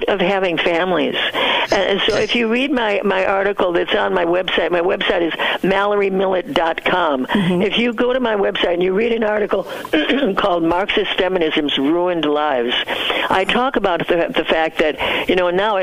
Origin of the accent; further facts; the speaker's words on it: United States; also born or lived in Southeast Asia; I was so proud of being an American